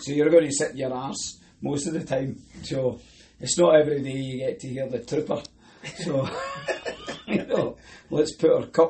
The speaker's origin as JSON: {"language": "English", "region": "Scotland", "country": "United Kingdom", "said": "I'm Scottish"}